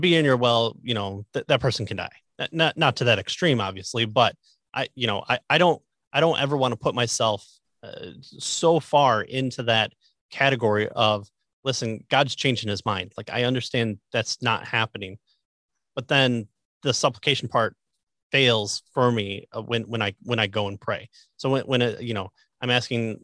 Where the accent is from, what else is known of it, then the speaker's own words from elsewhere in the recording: Midwest, United States; I'm from the Midwest